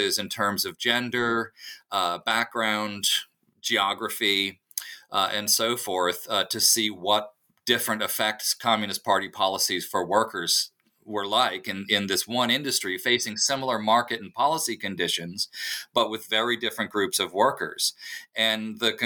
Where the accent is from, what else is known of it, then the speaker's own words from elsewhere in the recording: United States; I grew up in Reagan's America